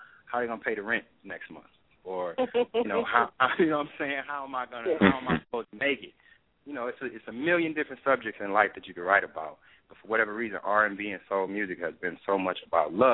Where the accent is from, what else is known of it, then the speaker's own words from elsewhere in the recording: Compton, California, United States; I'm from Compton.